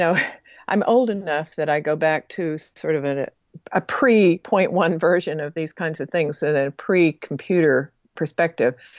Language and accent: English; Texas panhandle, United States; moved away as an adult; also born or lived in American Samoa; growing up in the Texas panhandle